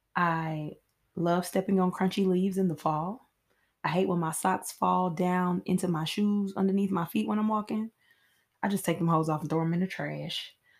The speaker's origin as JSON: {"language": "English", "town": "Nashville", "region": "Tennessee", "country": "United States", "said": "I am from Nashville, Tennessee, where I currently reside"}